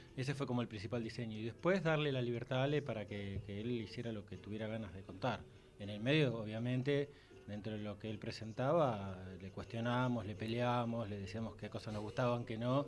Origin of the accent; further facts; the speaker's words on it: Buenos Aires, Argentina; now in Tucumán, Argentina; siendo porteño, viviendo en Tucumán